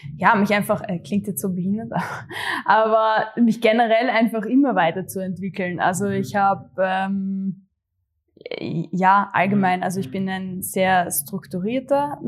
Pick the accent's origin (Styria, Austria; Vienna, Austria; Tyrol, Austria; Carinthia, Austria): Styria, Austria; Gössendorf; also born or lived in Graz; ich komme tatsächlich aus äh, Gössendorf, Graz Umgebung, aber es ist echt genau an der Stadtgrenze. Also für mich, mhm. ich bin Grazerin, eindeutig. Ähm, und ja, bin eh äh, zur Schule gegangen ähm, in Graz